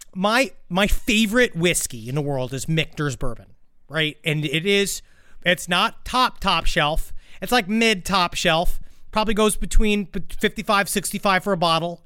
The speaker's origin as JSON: {"language": "English", "town": "New York City", "region": "New York", "country": "United States", "tie": "born or raised there", "said": "I was born in Queens, New York City."}